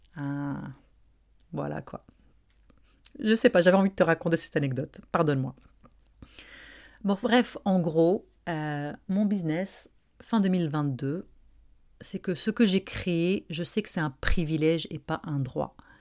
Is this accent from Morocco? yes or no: yes; Morocco; now in Montreal, Canada; je suis marocaine, j'ai grandi au Maroc